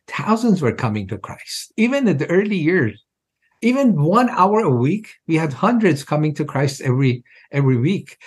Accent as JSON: {"language": "English", "country": "Iran", "tie": "born or raised there", "moved": "as an adult", "lives_now": "United States", "said": "I was born in Iran, of course, as a Muslim, and I was pretty devout in my early years"}